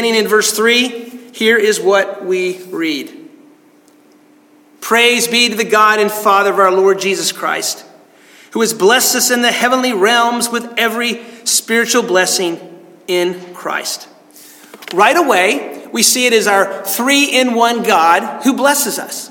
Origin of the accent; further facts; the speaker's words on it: United States; I grew up in the Smoky Mountains